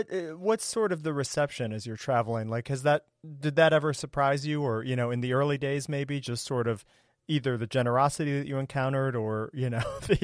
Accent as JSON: {"language": "English", "country": "United States", "said": "from the States here, it's a very American notion, I think."}